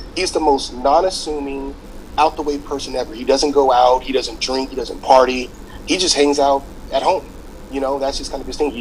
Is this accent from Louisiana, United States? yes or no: yes; Louisiana, United States; moved away as an adult; now in Los Angeles, United States; I'm from Louisiana. I moved here um, in 2008